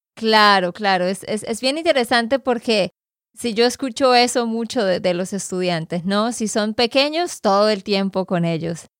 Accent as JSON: {"language": "Spanish", "region": "Santander", "country": "Colombia", "said": "de Santander, Colombia"}